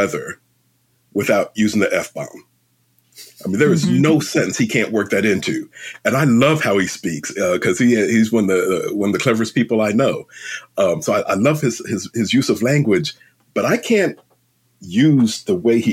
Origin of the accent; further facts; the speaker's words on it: London, United Kingdom; now in United States; I was born in London.